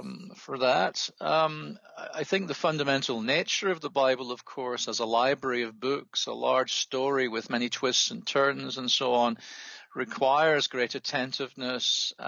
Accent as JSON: {"language": "English", "region": "Scotland", "country": "United Kingdom", "tie": "born or raised there", "also_born_or_lived": "England", "said": "I am a Scot by origin. I grew up near Glasgow and was educated initially in that region, including an undergraduate degree at the University of Glasgow."}